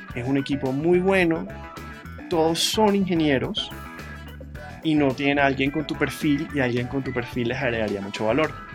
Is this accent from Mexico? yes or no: no; Barranquilla, Atlántico, Colombia; moved away as an adult; also born or lived in Chicago, United States; yo creciendo en Barranquilla en los 90